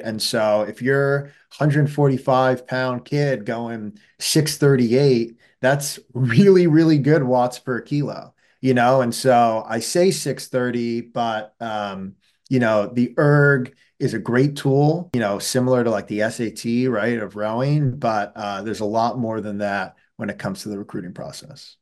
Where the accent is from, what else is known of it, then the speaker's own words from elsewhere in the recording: New York City, New York, United States; moved away as an adult; now in Hanover, United States; I grew up, you know, right in the heart of Manhattan